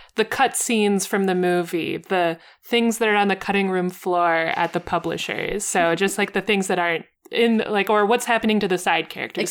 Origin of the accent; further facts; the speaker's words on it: United States; as an American, who is not bilingual